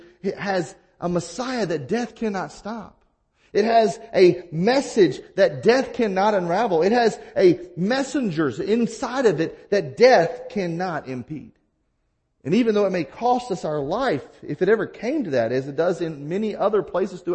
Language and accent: English; the South, United States; now in Midwest, United States; where I grew up in the South